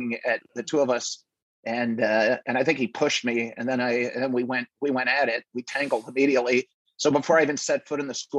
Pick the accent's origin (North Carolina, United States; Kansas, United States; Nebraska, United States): Nebraska, United States; I grew up in Nebraska